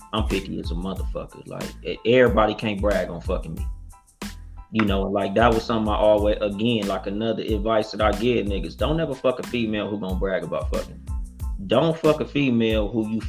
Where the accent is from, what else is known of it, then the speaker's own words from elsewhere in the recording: Compton, California, United States; I was raised in the ghetto. Like, I'm from Compton.